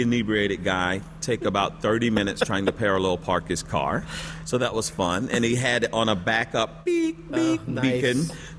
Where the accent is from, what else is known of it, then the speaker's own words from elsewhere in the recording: the South, United States; So I'm from the South